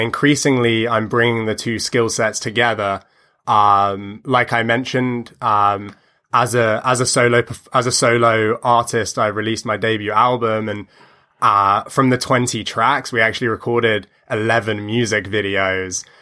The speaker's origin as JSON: {"language": "English", "country": "United Kingdom", "tie": "born or raised there", "also_born_or_lived": "United States", "lives_now": "London, United Kingdom", "said": "I spend a lot of time in my hometown of, of East Lee"}